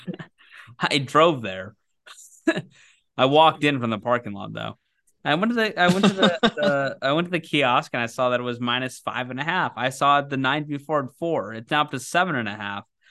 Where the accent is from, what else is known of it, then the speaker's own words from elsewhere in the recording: Lacey, United States; my roof in Lacey, my hometown roof